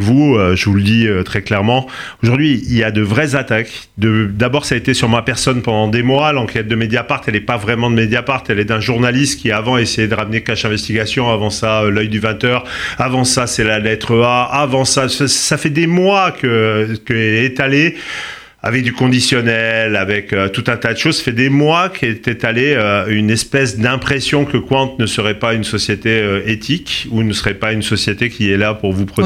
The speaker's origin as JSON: {"language": "French", "region": "Corsica", "country": "France", "said": "je suis corse"}